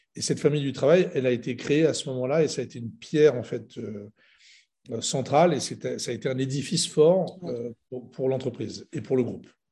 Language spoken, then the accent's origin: French; Lebanon; je suis libanais